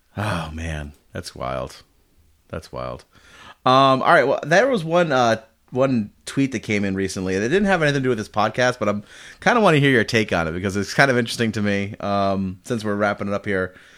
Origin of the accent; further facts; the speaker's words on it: Rhode Island, United States; now in Massachusetts, United States; I grew up in Rhode Island and live in Mass